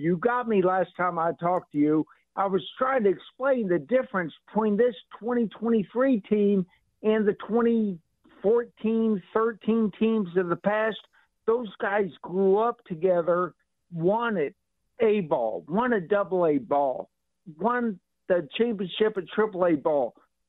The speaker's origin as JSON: {"language": "English", "town": "Kansas City", "region": "Missouri", "country": "United States", "said": "I just feel like we're from Kansas City."}